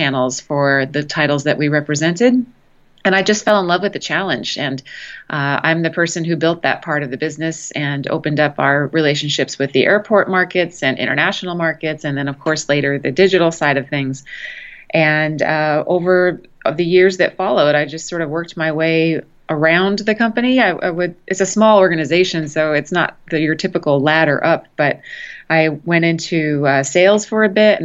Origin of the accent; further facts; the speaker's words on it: Los Angeles, California, United States; moved away as an adult; now in Austin, United States; I'm from Los Angeles originally